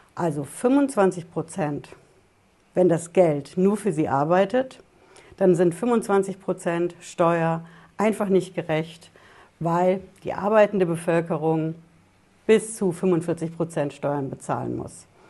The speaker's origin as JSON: {"language": "German", "country": "Germany", "said": "bei uns in Deutschland"}